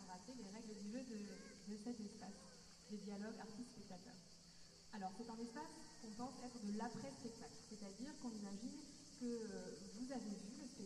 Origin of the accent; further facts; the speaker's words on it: Normandy, France; now in Paris, France; Je viens de Normandie à la base et je vis à Paris maintenant.